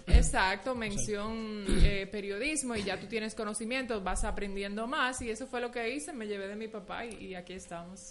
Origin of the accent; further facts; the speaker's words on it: Haina, San Cristóbal, Dominican Republic; moved away as an adult; now in Santo Domingo, Dominican Republic; nací en Jaina. Eh, ah, ok. Sí, pero ya no vivo allá, pero sí me crié, estudié y todo allá